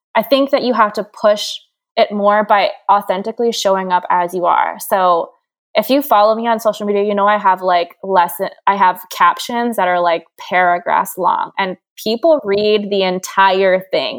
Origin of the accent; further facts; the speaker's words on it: Hawaii, United States; I'm from Hawaii. I grew up in a bathing suit